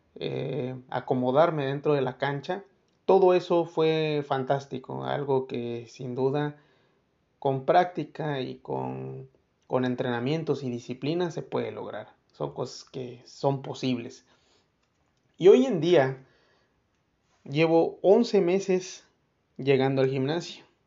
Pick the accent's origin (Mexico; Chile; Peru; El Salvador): Mexico; nosotros como buenos mexicanos